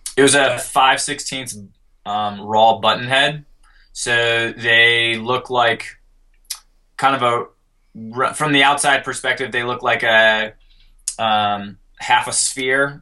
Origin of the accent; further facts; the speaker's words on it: Colorado, United States; I'm from Colorado